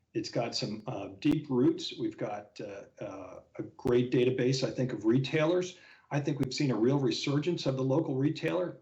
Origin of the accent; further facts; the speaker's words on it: the Poconos, Pennsylvania, United States; also born or lived in Philadelphia; I grew up fishing in the Poconos of Pennsylvania. My dad still lives in the house that we bought 55 years ago